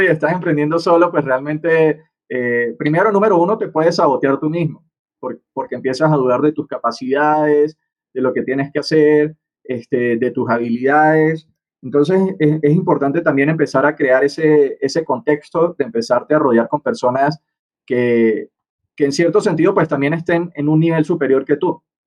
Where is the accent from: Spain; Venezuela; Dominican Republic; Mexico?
Venezuela; moved away as an adult; now in Bogotá, Colombia; soy venezolano, estoy en este momento en Bogotá, Colombia